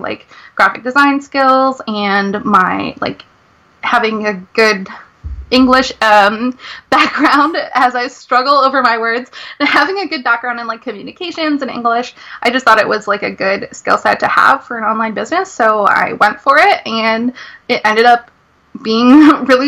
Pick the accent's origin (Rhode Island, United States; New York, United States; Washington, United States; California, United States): Rhode Island, United States; I'm from Rhode Island